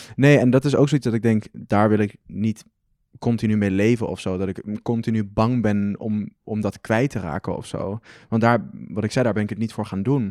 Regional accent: Arnhem, Gelderland, Netherlands; also born or lived in Amsterdam; Ik ben in Arnhem opgegroeid en heb ik twee jaar in Amsterdam gewoond.

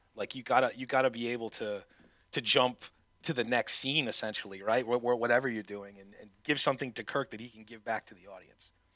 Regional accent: New England, United States; I'm from the New England area

